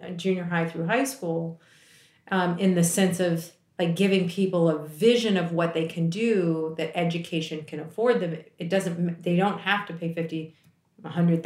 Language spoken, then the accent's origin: English; D.C., Maryland, United States; I grew up right outside of Washington, D.C. in Maryland